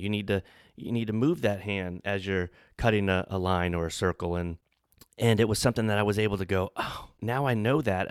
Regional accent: New Orleans, Louisiana, United States; I'm from New Orleans

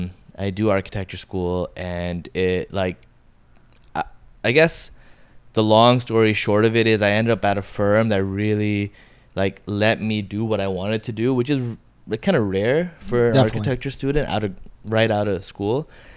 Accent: Bangladesh; born there; moved away; also born or lived in Montreal / Toronto / Los Angeles; So I was born in Bangladesh, moved to Montreal, then moved to Toronto. From Toronto, moved to Cali, and in Cali, I first lived in LA, and then to the OC, then moved back to Toronto, then moved to Bangladesh, came back

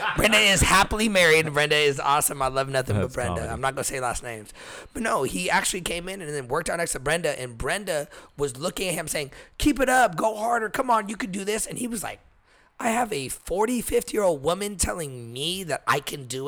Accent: Texas, United States; now in California, United States; I'm from Texas.

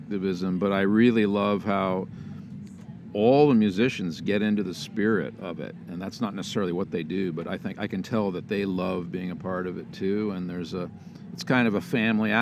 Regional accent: Bellingham, Washington, United States; I'm from Bellingham, Washington, and play guitar

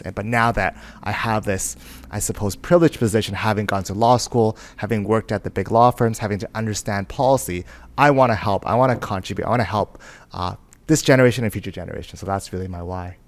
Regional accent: Vancouver, British Columbia, Canada; I was born and raised in Vancouver

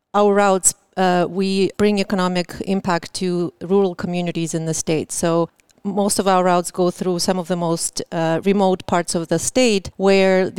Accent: Moscow, Russia; now in Seattle, United States; I'm originally from Moscow, Russia. Got here about 25 years ago and lived in Seattle

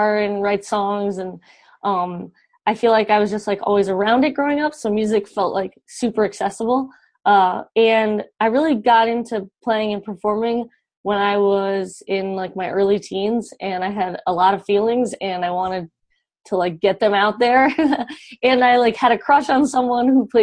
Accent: Georgia, United States; I grew up in Georgia

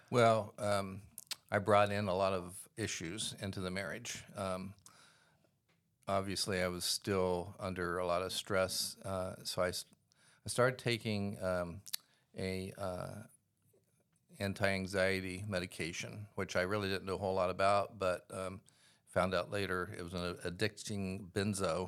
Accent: Columbus, Ohio, United States; I grew up in Columbus, Ohio in the 1950s

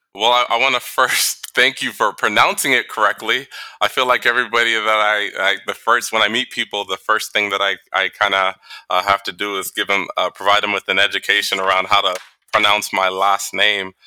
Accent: Toronto, Ontario, Canada; also born or lived in New York / Boston; now in Saudi Arabia; I grew up in Toronto.

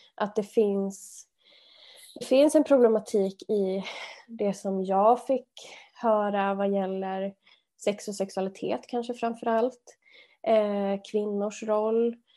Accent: Arvika, Värmland, Sweden; jag växte upp i Värmland, Arvika, eh, en liten stad

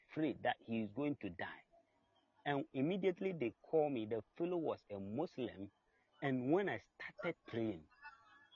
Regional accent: Ghana; I'm from Ghana

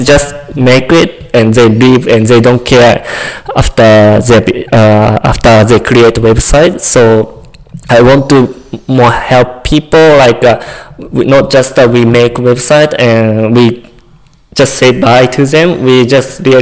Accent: Japan; English is a second language; moved away as an adult; now in Calgary, Canada; I'm from Japan. It's like not small town, but not city

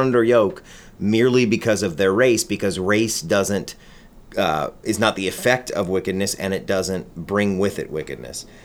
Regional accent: United States; we as American Christians

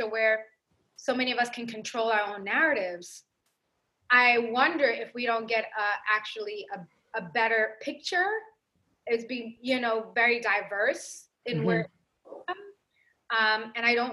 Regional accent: New York, United States; I grew up in New York.

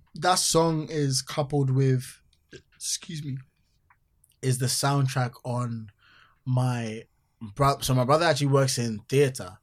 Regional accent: Accra, Greater Accra, Ghana; growing up in Accra

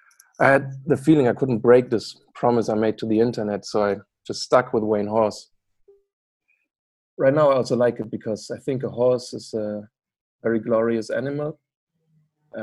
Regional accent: Bremen, Germany; moved away as an adult; now in Amsterdam, Netherlands; I'm from Bremen, which is in the north of Germany, kind of close to Hamburg.

